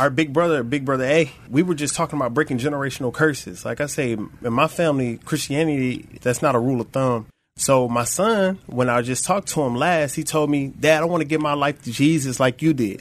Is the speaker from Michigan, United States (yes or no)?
yes; Flint, Michigan, United States; I'm originally from Flint, Michigan, born and raised